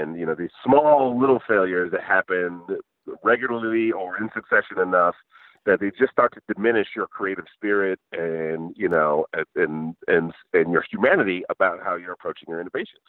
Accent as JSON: {"language": "English", "region": "Michigan", "country": "United States", "tie": "born or raised there", "said": "I grew up in Michigan and then worked in engineering"}